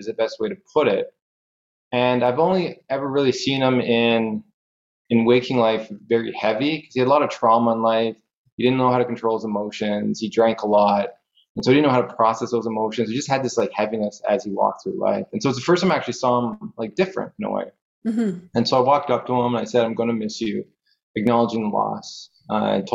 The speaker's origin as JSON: {"language": "English", "country": "Canada", "said": "I'm from Canada"}